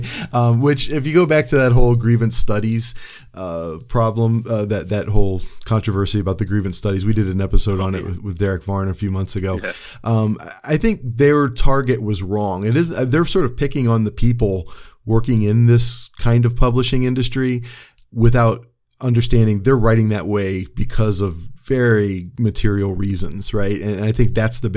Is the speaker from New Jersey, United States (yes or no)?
no; Cleveland, Ohio, United States; also born or lived in Cresson, Pennsylvania; now in Pennsylvania, United States; I'm from Cleveland